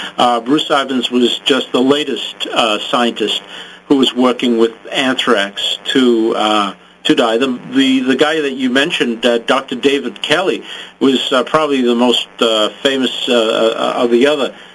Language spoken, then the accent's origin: English; Zimbabwe; I grew up in Africa, in Zimbabwe, and I came of age at the time of a bloody race war